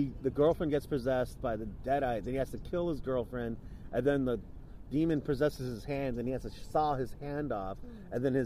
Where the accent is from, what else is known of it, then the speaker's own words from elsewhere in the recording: Gilroy, California, United States; my hometown, Gilroy